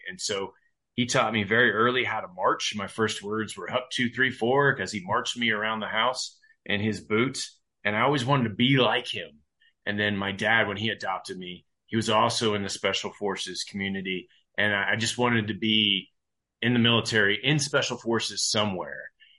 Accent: Ohio, United States; So Ohio, I grew up a lot in Ohio. I've been pretty much a bolt-on to families around the 5-year point of my life. I got adopted and I got my last name. And we moved to Ohio

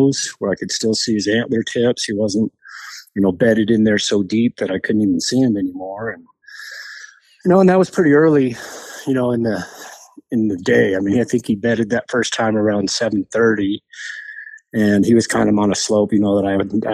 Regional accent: New Mexico, United States; moved away as an adult; now in Colorado, United States; I grew up in New Mexico

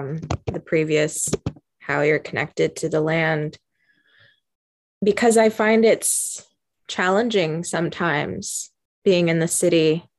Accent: Walpole Island, Ontario, Canada; moved away; I come from Walpole Island, like growing up surrounded by water and grass and animals everywhere.

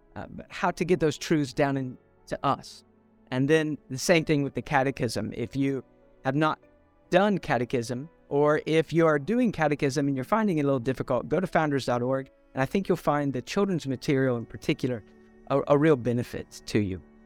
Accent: Columbus, Ohio, United States; now in North Mississippi, United States; I grew up in Columbus, Ohio

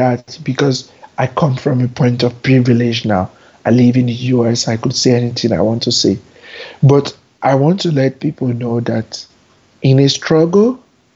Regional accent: Nigeria; moved away as an adult; also born or lived in Abuja, Nigeria; now in New York, United States; I spent 26 years of my first 26 years of my life there

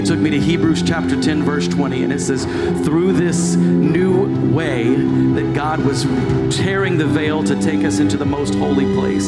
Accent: Texas, United States; I grew up in Texas all my life

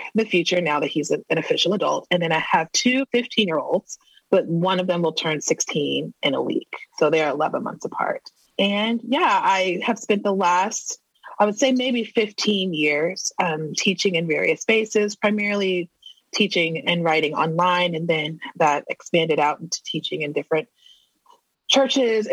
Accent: Texas, United States; moved away as an adult; now in St. Paul, United States; I am originally from Texas

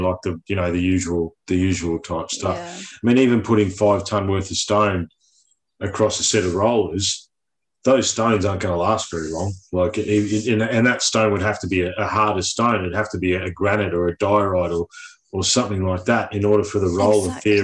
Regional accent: Victoria, Australia; I grew up in Victoria. We had a tram system in my hometown

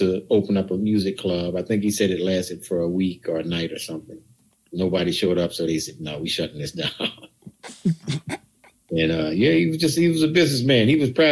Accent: New Orleans, Louisiana, United States; I'm from New Orleans.

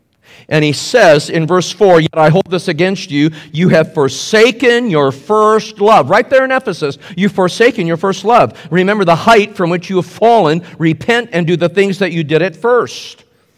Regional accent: Indianapolis, Indiana, United States; I'm a Hoosier from Indianapolis. So here we play basketball.

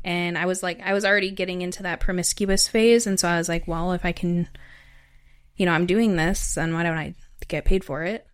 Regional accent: Wisconsin, United States; also born or lived in Chicago / Madison; I'm from Wisconsin originally, and I grew up in a small town.

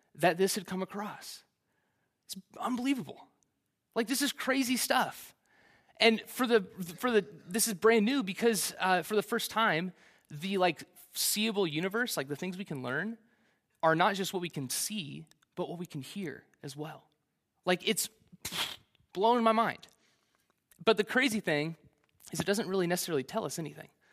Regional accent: Kansas City, Missouri, United States; Kansas City's the only place I've ever known

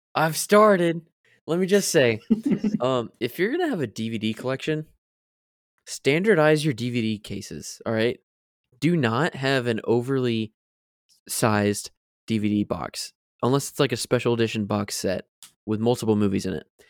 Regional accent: Florida, United States; moved away; Growing up in Florida

